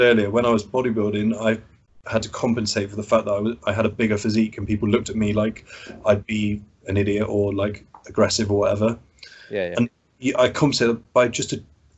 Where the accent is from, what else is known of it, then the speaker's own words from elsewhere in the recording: Bath, South West England, United Kingdom; moved away as an adult; also born or lived in Bristol; now in Wells, United Kingdom; I'm originally from Bath